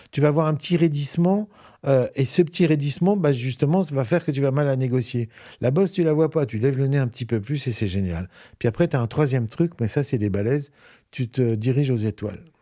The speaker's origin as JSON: {"language": "French", "region": "Normandy", "country": "France", "said": "Je viens de la Normandie"}